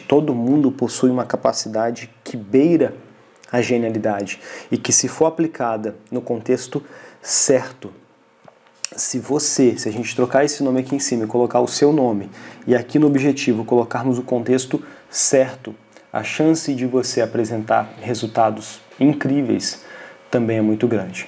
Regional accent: Brazil; nós, enquanto brasileiros, enquanto um povo que tem muito para poder amadurecer

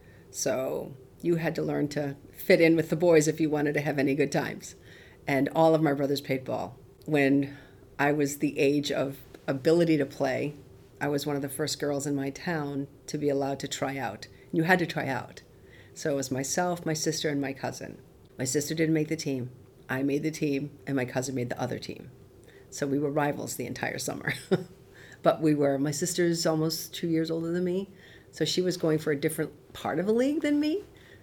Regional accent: North Conway, New Hampshire, United States; I grew up in the White Mountains of North Conway, New Hampshire.

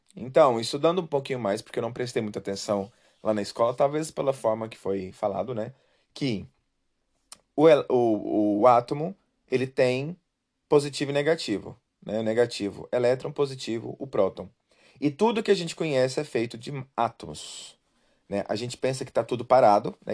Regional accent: Brazil; eu vivi, nasci no Brasil

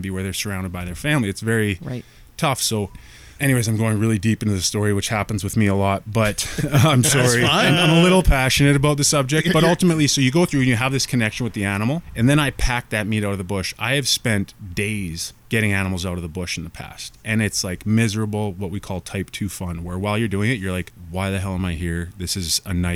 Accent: Squamish, British Columbia, Canada; moved away as an adult; also born or lived in Ontario / Toronto; I grew up in Squamish hunting

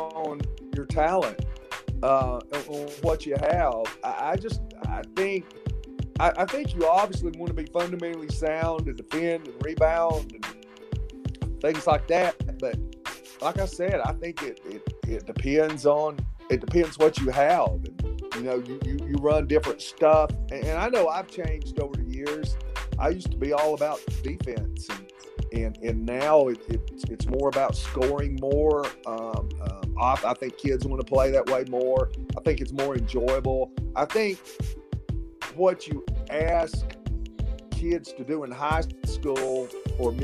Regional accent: Nashville, Tennessee, United States; I told him I was from the Nashville area.

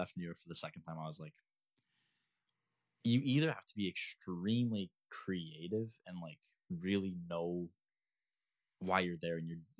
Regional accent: Canada; I'm a Canadian citizen.

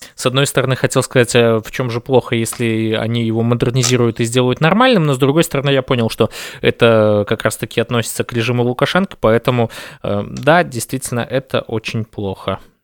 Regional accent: Belarus; мы единый народ, мы белорусы

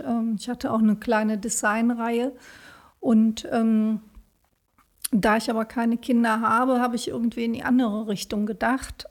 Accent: Bonn, North Rhine-Westphalia, Germany; Also, ich bin nicht in Bonn geboren, aber seit der zweiten Klasse bin ich in Bonn

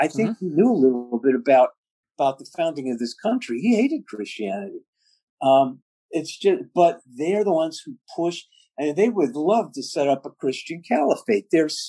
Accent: England, United Kingdom; The odd thing is, I'm English as far as you can go. I'm English.

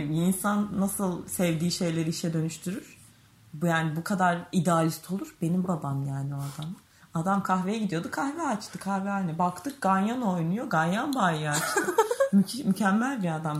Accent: Çanakkale, Turkey

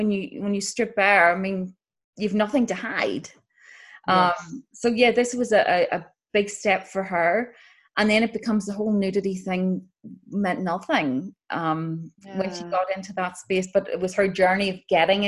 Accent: Northern Ireland, United Kingdom; moved away; growing up in Northern Ireland

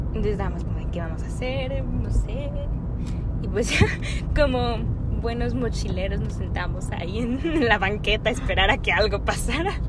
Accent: Mexico; also born or lived in Canada

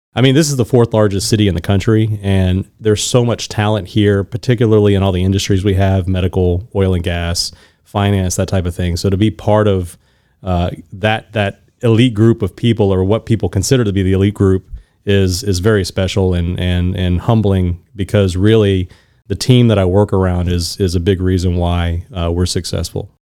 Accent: Houston, Texas, United States; also born or lived in Louisiana; I was born in Louisiana, grew up in Houston, so I'm a native Houstonian for all intents and purposes.

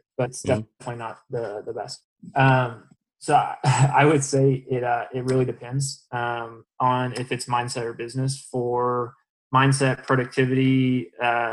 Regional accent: Dallas, Texas, United States; now in Orlando, United States; I'm from Dallas

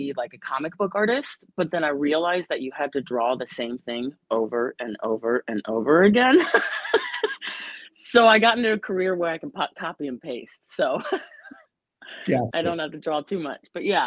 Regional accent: Lake Forest, Illinois, United States; moved away as an adult; also born or lived in Columbia, Missouri; now in St. Louis, United States; originally from a little bit north of Chicago

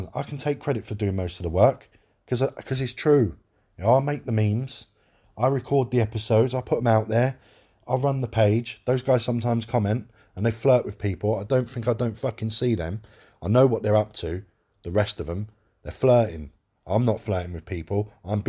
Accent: London, United Kingdom; I am from London

